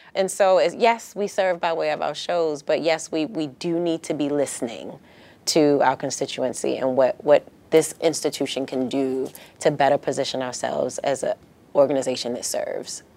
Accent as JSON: {"language": "English", "town": "Baltimore", "region": "Maryland", "country": "United States", "moved": "as an adult", "lives_now": "San Diego, United States", "said": "I'm from Baltimore, Maryland, originally, and that is, that was home for me"}